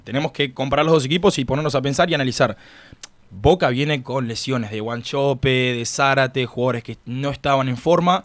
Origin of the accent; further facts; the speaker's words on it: Uruguay; now in Miami, United States; yo soy uruguayo